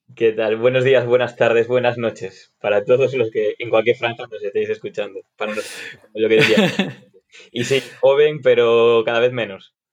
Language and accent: Spanish; Galicia, Spain; yo soy gallego, estudié en Vigo